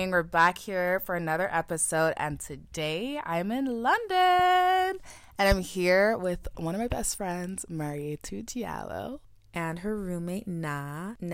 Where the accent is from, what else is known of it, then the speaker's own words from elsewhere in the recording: Cameroon; I'm from Cameroon.